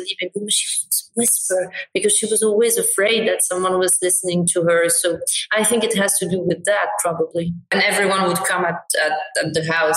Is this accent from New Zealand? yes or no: no; Morocco; we were raised in Morocco. I look very Moroccan.